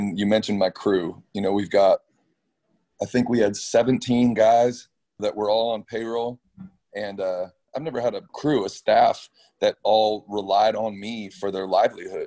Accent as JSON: {"language": "English", "area": "Orange County", "region": "California", "country": "United States", "tie": "born or raised there", "said": "I was raised in Orange County"}